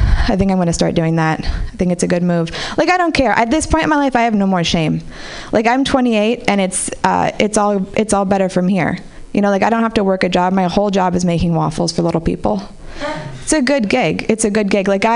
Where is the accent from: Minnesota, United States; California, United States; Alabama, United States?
California, United States; Marin City; I grew up in Marin City